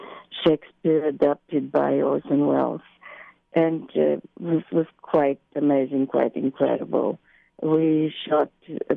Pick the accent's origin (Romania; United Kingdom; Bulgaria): Bulgaria; born there; also born or lived in Italy / Paris / Rome; Well, I was, as a young student, I was in Italy. And I was born in Bulgaria originally